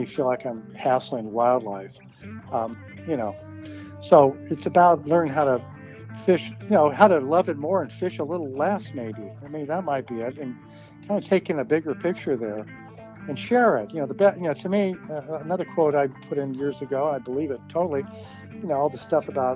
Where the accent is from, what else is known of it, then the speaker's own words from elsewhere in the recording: Sunnyvale, California, United States; moved away; I grew up there in Sunnyvale, California, right in the middle of Silicon Valley